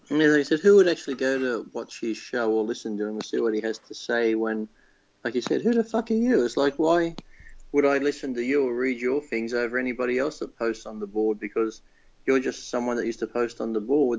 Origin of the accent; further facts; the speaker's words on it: Australia; I'm from Australia